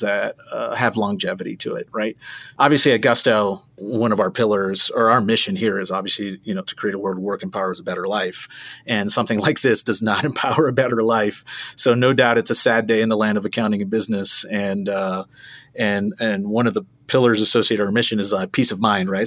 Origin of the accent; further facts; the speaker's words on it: South Florida, United States; moved away as an adult; also born or lived in Hollywood, Florida; born and raised in South Florida